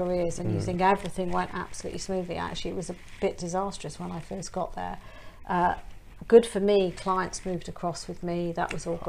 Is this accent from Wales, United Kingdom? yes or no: yes; Welsh, Wales, United Kingdom; I'm Welsh